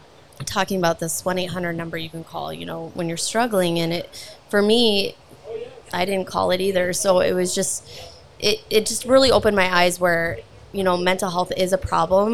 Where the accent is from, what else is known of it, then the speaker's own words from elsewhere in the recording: Alliance, Nebraska, United States; now in South Dakota, United States; I'm originally born and raised from Alliance, Nebraska.